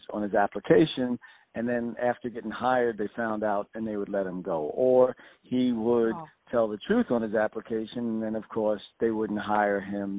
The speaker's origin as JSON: {"language": "English", "town": "New York City", "region": "New York", "country": "United States", "tie": "born or raised there", "said": "Born and raised in South Jamaica, Queens"}